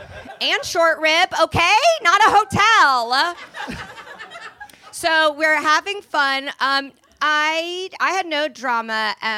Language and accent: English; Indianapolis, Indiana, United States; I'm from Indianapolis